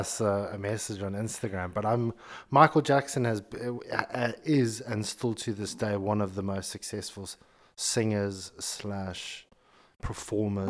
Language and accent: English; Zimbabwe; moved away; growing up in Zimbabwe